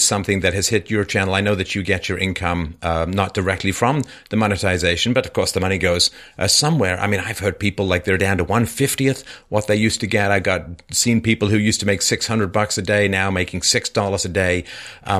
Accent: United Kingdom; I'm British

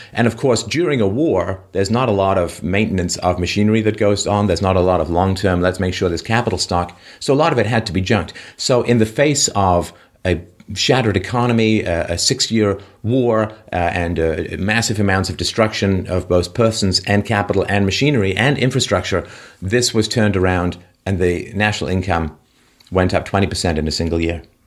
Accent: England, United Kingdom; when I grew up in England, um, we British

